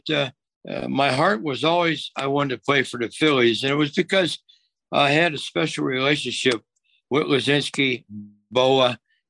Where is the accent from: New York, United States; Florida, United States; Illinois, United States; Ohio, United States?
Ohio, United States; Cincinnati; I did not want to leave Cincinnati. It's my hometown. I spent 16 years there.